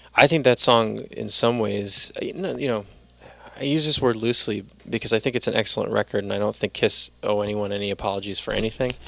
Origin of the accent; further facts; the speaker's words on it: New York City, New York, United States; I'm from the Bronx